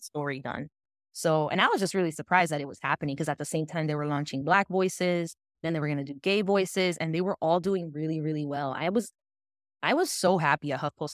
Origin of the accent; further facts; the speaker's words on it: West New York, New Jersey, United States; I grew up in West New York, New Jersey, y aquí es, dominan los latinos